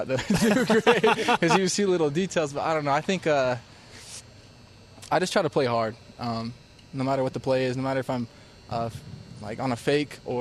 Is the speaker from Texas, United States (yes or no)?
yes; Texas, United States; now in Provo, United States; I was born in Texas